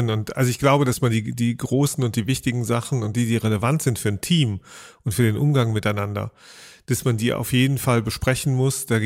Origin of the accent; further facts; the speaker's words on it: Germany; wir sind ja auch Deutsche letztlich